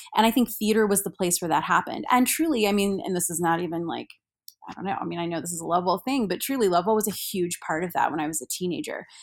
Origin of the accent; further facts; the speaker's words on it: Salina, Kansas, United States; I grew up in Salina along with Carrie, uh, Gilchrist